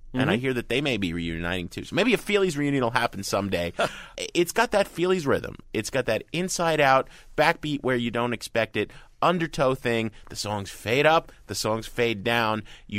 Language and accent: English; New Jersey, United States; I grew up in Jersey.